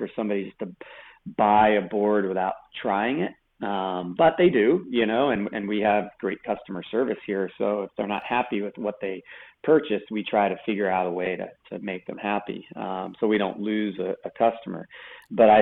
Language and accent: English; East Coast, United States; I was growing up on the East Coast